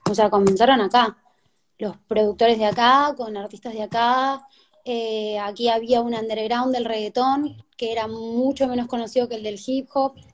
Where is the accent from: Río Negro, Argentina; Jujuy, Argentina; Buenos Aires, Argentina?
Jujuy, Argentina; also born or lived in Tucumán; cuando yo llegué de, de Jujuy, de Tucumán hacia acá, ya en Tucumán ya había cierto underground conectado con el de acá en el reggaetón